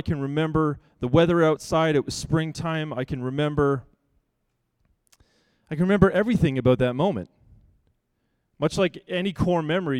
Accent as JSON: {"language": "English", "town": "Vancouver", "region": "British Columbia", "country": "Canada", "tie": "born or raised there", "said": "We grew up in Vancouver, in a 3-bedroom house that had 1 bathroom for 6 people."}